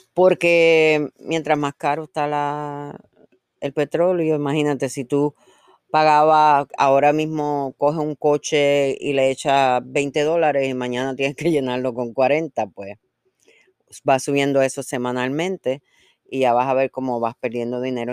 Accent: Puerto Rico; now in United States; llevo más años aquí que donde nací y todo el mundo sabe que yo soy boricua

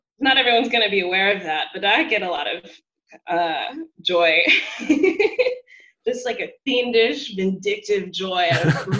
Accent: Texas, United States; moved away as an adult; now in Berlin, Germany; coming from the South, because I'm from Texas

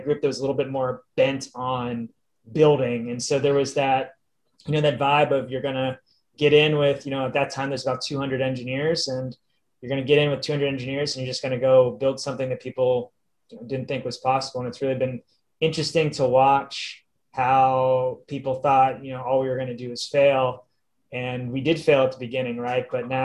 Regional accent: Pennsylvania, United States; moved away; also born or lived in Ohio / California; I grew up in Pennsylvania

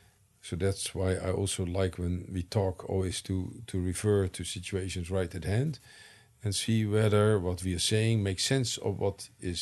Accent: United States; now in Netherlands; I came from the United States, where you have a lively liberal arts tradition, to the Netherlands, where you had much less so.

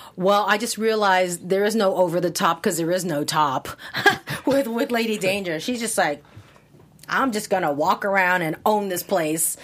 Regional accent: Hawaii, United States; moved away; I'm from Hawaii

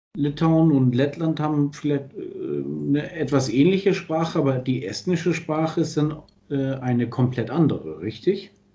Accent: Germany; als Deutscher

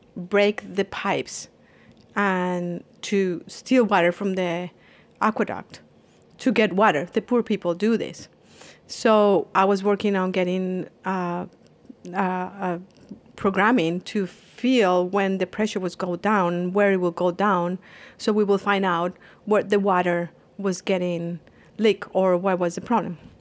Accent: Colombia; moved away; I am from Colombia and I was studying computer science

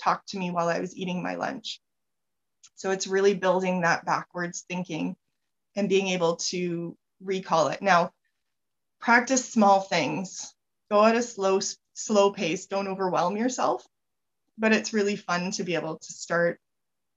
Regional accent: Canada; I'm Canadian.

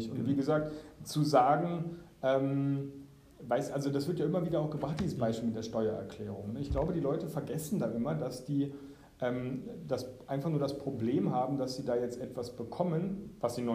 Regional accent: Baden-Württemberg, Germany; bei uns in Baden-Württemberg ist häufig auch sehr, sehr, sehr viel Schule, dass man gar keine Zeit hat zu reflektieren.

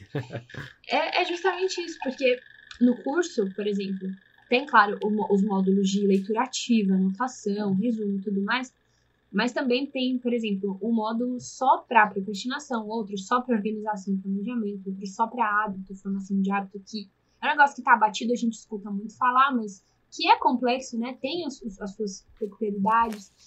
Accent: São Paulo, Brazil; also born or lived in south of Minas Gerais; now in Belo Horizonte, Brazil; eu sou paulista

